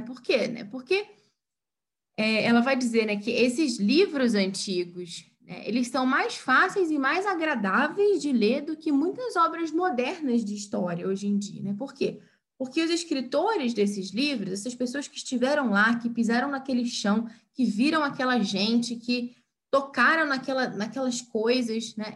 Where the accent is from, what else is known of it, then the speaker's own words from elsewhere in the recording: Brazil; nós brasileiros